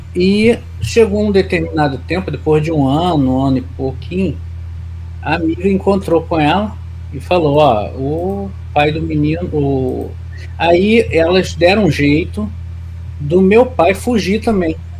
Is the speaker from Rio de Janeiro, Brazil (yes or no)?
yes; Nova Iguaçu, Rio de Janeiro, Brazil; eu nasci e criei em Nova Iguaçu